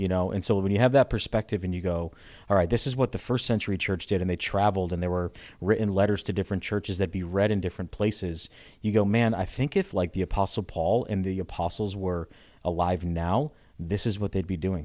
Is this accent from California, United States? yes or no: no; Connecticut, United States; moved away as an adult; also born or lived in Richmond, Virginia; I'm from Connecticut originally.